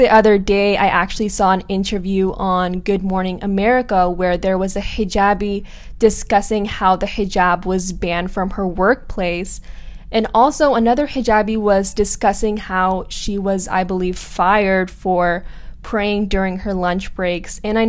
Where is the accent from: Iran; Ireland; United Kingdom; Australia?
Iran; the way that I look or that I'm from Iran is just kind of concerning.